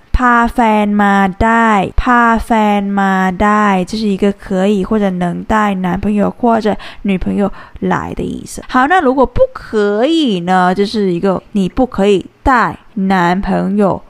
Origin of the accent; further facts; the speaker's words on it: Thailand; 我们泰国人是 Kin啊